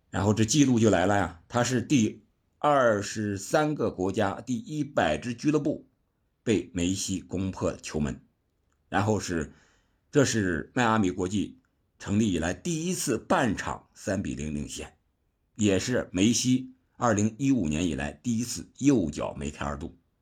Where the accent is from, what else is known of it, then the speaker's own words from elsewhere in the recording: China; 我们中国人